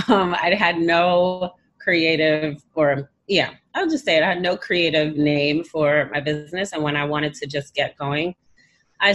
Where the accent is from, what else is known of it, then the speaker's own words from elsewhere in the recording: New York City, New York, United States; Born and Bread Brooklyn